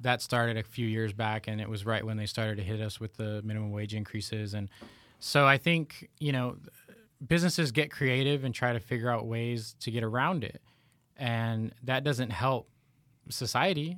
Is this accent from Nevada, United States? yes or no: yes; Reno, Nevada, United States; I grew up in Reno, Nevada